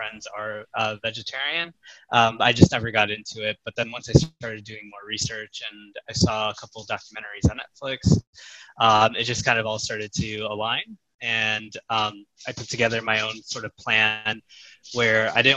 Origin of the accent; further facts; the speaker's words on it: Chicago, Illinois, United States; moved away as an adult; now in Dallas, United States; I am originally from Chicago, Illinois, in the U.S. I now live in Dallas, Texas.